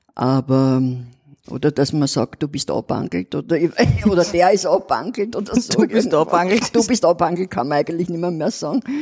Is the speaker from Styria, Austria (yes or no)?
no; Vienna, Austria; accent: Old Viennese dialect; wo ich den Dialekt pflege. Mhm. Den Altwiener Dialekt